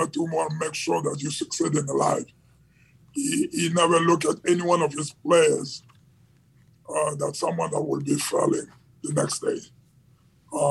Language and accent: English; Kinshasa, DR Congo; I grew up in Democratic Republic of Congo in the capital city of Kinshasa